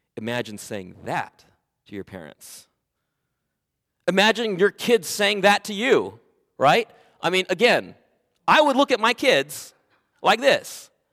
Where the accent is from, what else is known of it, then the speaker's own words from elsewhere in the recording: Oxnard, California, United States; also born or lived in Camarillo, California; I was born in Oxnard, California. I was raised there